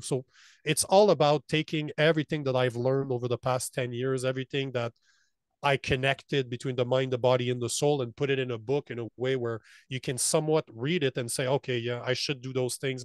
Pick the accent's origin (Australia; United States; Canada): Canada; moved away as an adult; As a Canadian